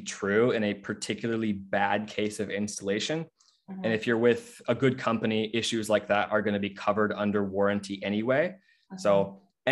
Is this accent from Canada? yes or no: no; Seattle, Washington, United States; I'm from the Seattle area